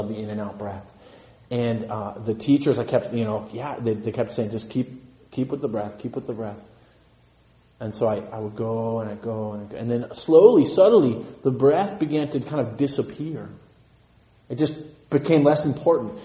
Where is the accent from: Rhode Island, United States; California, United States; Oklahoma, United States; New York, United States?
California, United States; Santa Cruz; I grew up in Santa Cruz